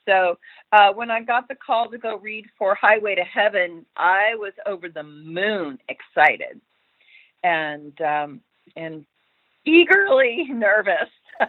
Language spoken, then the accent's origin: English; Texas, United States; born there; also born or lived in California; now in Los Angeles, United States; I was born in Texas, and then I got to California, you know, as quick as I could with Hollywood beckoning. So I really consider L.A. home.